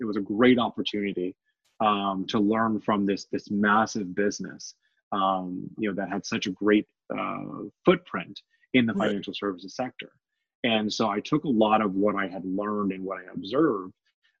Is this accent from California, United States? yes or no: yes; Oceanside, California, United States; also born or lived in Memphis, Tennessee / Yuma, Arizona; And so I began my life journey back in Tennessee. I was born in Memphis, Tennessee. And so my dad was in the Marine Corps. And so I spent most of my childhood in Oceanside, California.